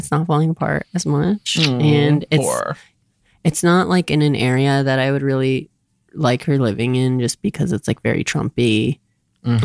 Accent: Orient, Ohio, United States; moved away; I'm from Orient, Ohio, and everybody fucking talks like that.

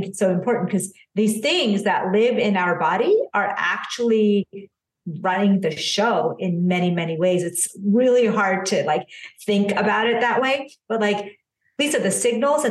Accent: United States; born or raised there; also born or lived in India

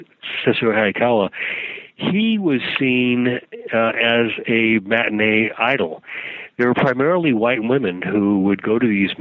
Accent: Sacramento, California, United States; I was a young teenager growing up in Sacramento

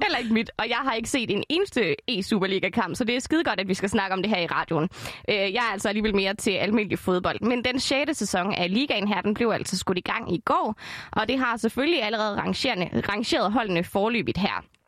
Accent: Esbjerg, Southern Denmark, Denmark; Esbjerg. Det er min hjemby.

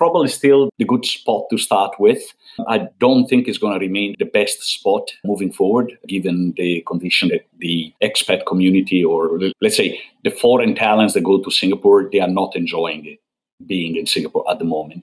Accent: northern Italy, Italy; I come from North Italy

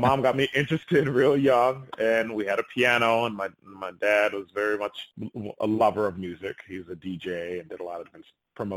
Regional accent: Rochester, New York, United States; my hometown, Rochester, New York

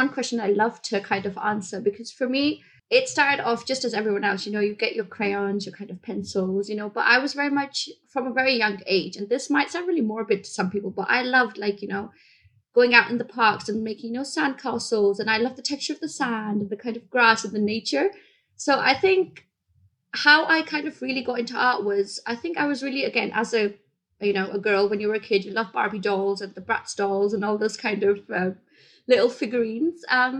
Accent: Bahrain; moved away as an adult; also born or lived in India; now in United Kingdom; So I was born in India. I moved to the Middle East in a place called Bahrain. It's next to Saudi Arabia when I was 6 months old. And I was raised there for until I was 18. And then I moved to the UK.

